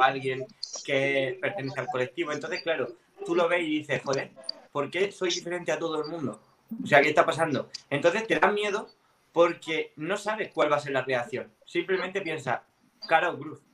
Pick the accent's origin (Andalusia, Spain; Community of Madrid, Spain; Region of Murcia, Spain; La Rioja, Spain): Region of Murcia, Spain; a town in Murcia; aquí en el pueblo, en un pueblo de Murcia